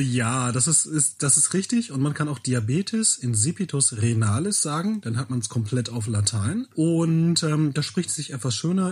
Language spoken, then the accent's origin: German; Bielefeld, North Rhine-Westphalia, Germany; ich komme aus Bielefeld, bin 39 Jahre alt und ähm, ja, in Bielefeld lebe ich